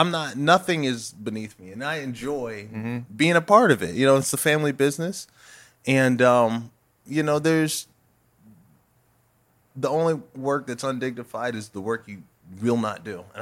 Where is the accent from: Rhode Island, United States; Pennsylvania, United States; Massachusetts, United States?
Pennsylvania, United States; Harrisburg; Again, I come from Harrisburg. It's a real city.